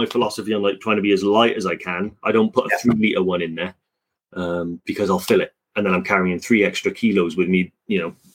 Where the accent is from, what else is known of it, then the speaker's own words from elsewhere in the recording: Welsh, Wales, United Kingdom; I am Welsh